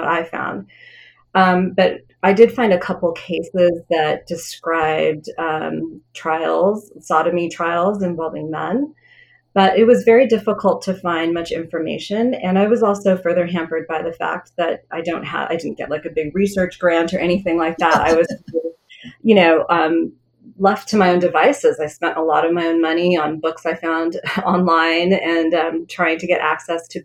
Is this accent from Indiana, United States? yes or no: no; Wyoming, United States; I grew up in Wyoming. I was the only Indian kid in my school.